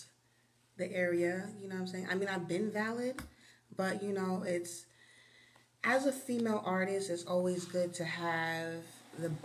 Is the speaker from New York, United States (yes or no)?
yes; Albany, New York, United States; I'm from Albany